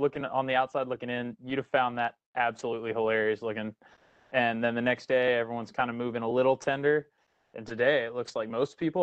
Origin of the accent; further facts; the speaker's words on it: San Antonio, Texas, United States; moved away as an adult; now in Okinawa, Japan; I grew up in San Antonio, Texas